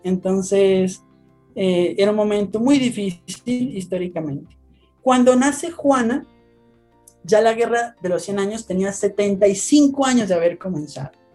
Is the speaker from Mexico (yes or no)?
no; Colombia; now in Bogotá, Colombia; soy de Colombia, les, hablo desde Bogotá, Colombia